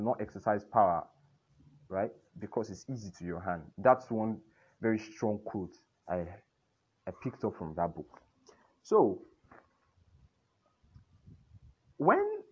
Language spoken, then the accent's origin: English; Nigeria; We are all Nigerians first